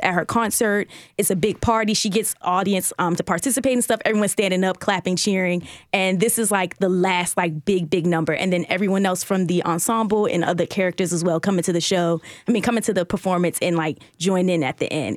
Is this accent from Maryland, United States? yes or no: yes; Baltimore, Maryland, United States; I'm also from Baltimore, too